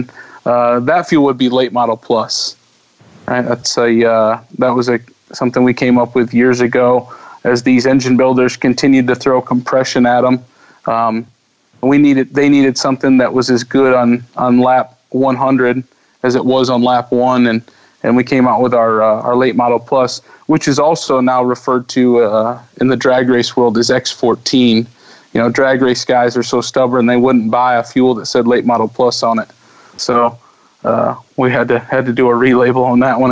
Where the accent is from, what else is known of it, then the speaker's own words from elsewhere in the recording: Midwest, United States; me as a Midwesterner